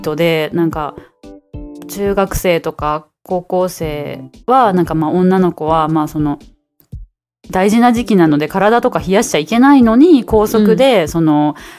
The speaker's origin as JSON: {"language": "Japanese", "region": "Osaka", "country": "Japan", "moved": "as an adult", "lives_now": "Taiwan"}